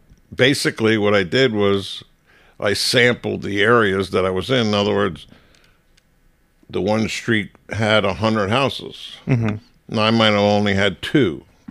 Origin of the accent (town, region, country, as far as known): Maplewood, New Jersey, United States; born or raised there; also born or lived in Chicago, Illinois / Millburn, New Jersey